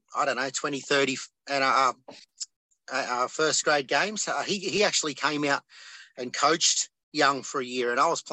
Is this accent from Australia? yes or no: yes; Young, New South Wales, Australia; growing up in a little country town like Young.